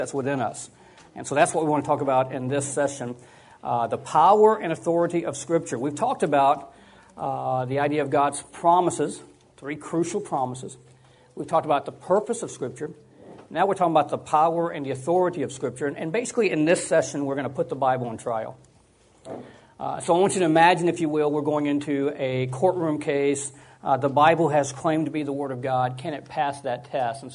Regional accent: Georgia, United States; moved away as an adult; now in California, United States; I moved to California 24 years ago. I grew up in Georgia.

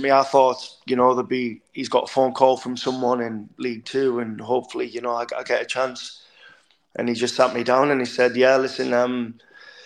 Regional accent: Hartlepool, North East England, United Kingdom; moved away as an adult; go to my hometown club

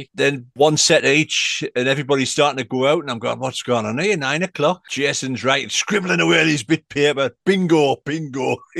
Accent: Sunderland, North East England, United Kingdom; And I'm his mate from Sunderland.

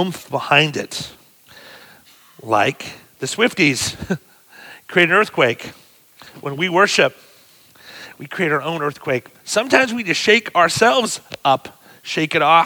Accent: Pennsylvania, United States; Pennsylvania, my home state too

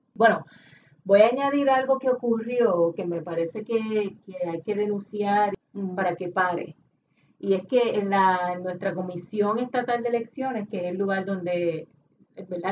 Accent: Puerto Rico; nosotros como puertorriqueños

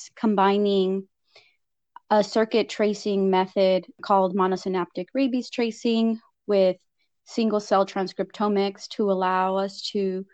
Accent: Lamont, California, United States; moved away as an adult; now in San Diego, United States; I grew up in Lamont, California, which is a very small community in the Central Valley

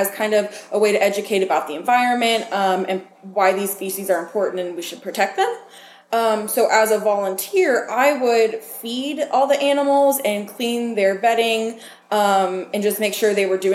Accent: Lamar, Missouri, United States; now in Pittsburg, United States; I am originally from Lamar, Missouri

